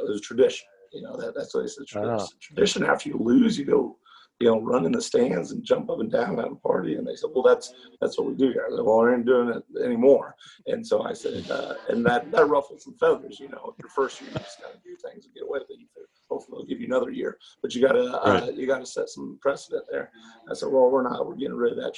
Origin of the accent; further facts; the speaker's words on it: Clinton, Missouri, United States; moved away as an adult; now in O'Fallon, United States; I'm from Clinton, Missouri, Truman Lake area